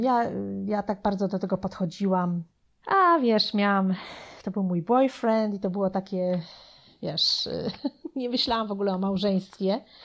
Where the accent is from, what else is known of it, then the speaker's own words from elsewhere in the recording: Poland; moved away as an adult; also born or lived in New Jersey, United States; now in United States; ja byłam bardzo młoda, jak wyjechałam z Polski, miałam wtedy 19 lat